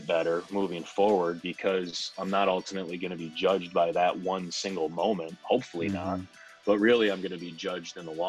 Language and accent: English; Ogdensburg, New York, United States; growing up in Ogdensburg